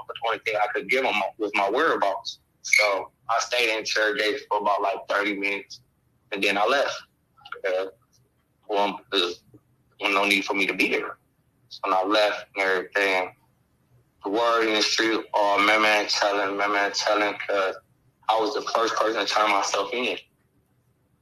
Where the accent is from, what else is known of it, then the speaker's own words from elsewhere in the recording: Akron, Ohio, United States; I'm from Akron, Ohio